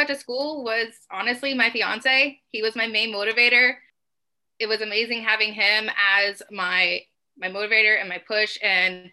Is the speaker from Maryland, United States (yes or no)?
no; Columbus, Ohio, United States; I was born and raised in Columbus, Ohio.